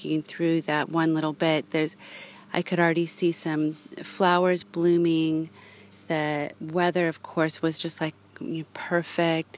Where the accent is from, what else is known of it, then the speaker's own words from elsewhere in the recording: Los Angeles, California, United States; moved away; growing up in Los Angeles